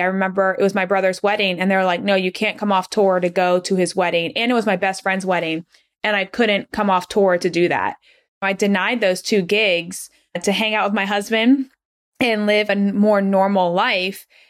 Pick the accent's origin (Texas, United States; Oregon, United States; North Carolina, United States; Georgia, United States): Georgia, United States; Atlanta; moved away as an adult; also born or lived in Rochester, New York; I'm originally from Atlanta, Georgia